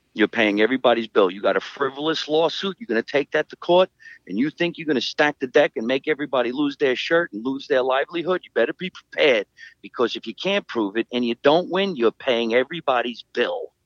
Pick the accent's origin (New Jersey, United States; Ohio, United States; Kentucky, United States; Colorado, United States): New Jersey, United States; Scotch Plains; my hometown of Scotch Plains